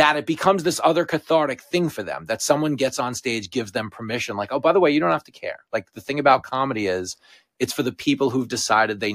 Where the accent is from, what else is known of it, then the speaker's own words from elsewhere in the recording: Long Island, New York, United States; where I grew up on Strong Island, these are my people